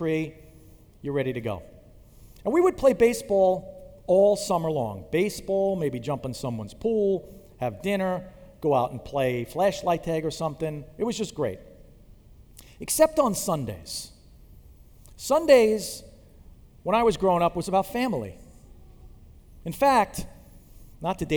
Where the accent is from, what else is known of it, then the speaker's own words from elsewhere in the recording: Long Island, New York, United States; I grew up on Long Island